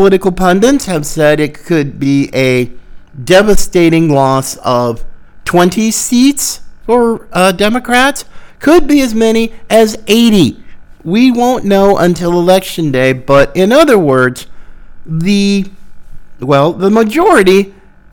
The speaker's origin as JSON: {"language": "English", "region": "North Carolina", "country": "United States", "tie": "born or raised there", "moved": "yes", "said": "my beloved home state of North Carolina"}